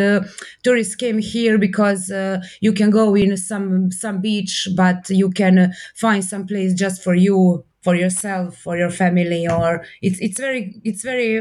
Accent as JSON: {"language": "English", "town": "Mali Ston", "region": "Dubrovnik-Neretva County", "country": "Croatia", "tie": "born or raised there", "also_born_or_lived": "Zagreb", "said": "I was born in Mali Ston"}